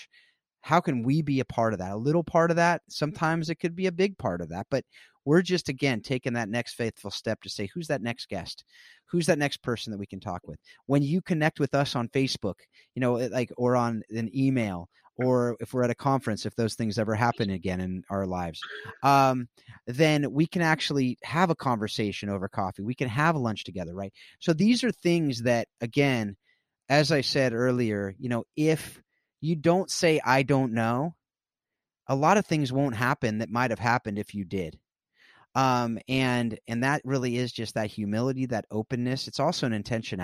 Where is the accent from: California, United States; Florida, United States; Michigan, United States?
California, United States; South Orange County; I grew up in South Orange County, California